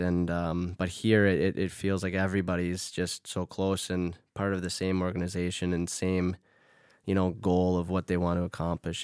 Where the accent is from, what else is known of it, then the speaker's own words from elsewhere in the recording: Duluth, Minnesota, United States; moved away as an adult; now in Sweden; my hometown